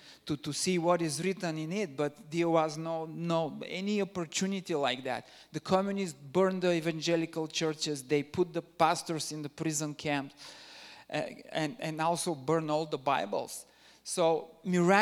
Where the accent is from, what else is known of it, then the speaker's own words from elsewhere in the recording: Bulgaria; I'm originally from Bulgaria